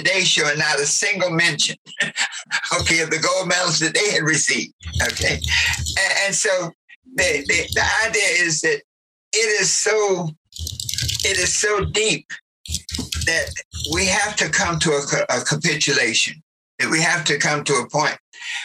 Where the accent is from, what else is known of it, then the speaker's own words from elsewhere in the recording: the South, United States; I grew up in the South